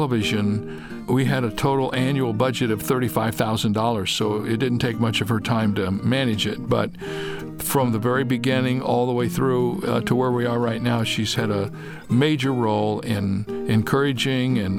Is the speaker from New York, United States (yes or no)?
no; Toledo, Ohio, United States; moved away as an adult; also born or lived in Dallas, Texas / Fort Wayne, Indiana; now in California, United States; I was born in Toledo, Ohio. I lived in the Midwest.